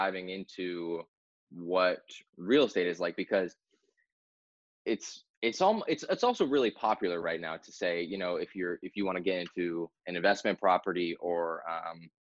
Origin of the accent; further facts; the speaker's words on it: New Hampshire, United States; I'm from New Hampshire, born and raised. Been through all the winters ever since I was a kid